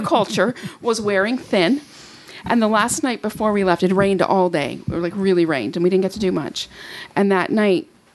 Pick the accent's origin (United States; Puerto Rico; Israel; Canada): Canada; I'm from Canada